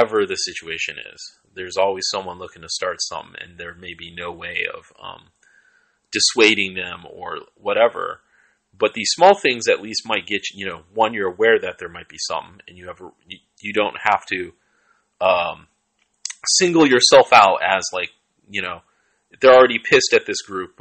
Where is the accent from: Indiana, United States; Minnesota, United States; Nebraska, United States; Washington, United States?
Washington, United States; Seattle; now in Oakland, United States; I grew up in Southside Seattle, I live in Oakland